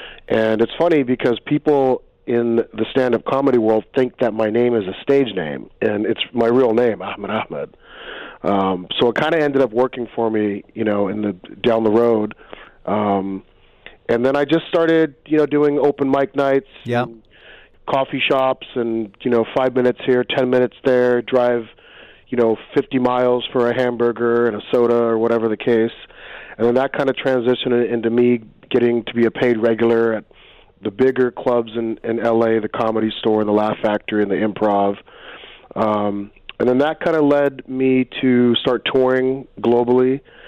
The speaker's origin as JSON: {"language": "English", "region": "California", "country": "United States", "tie": "born or raised there", "also_born_or_lived": "Egypt / Hollywood", "said": "I was born in Egypt. My father immigrated to the U.S. when I was 1 month old, and I grew up in California. When I was 19, I moved to Hollywood to pursue an acting career."}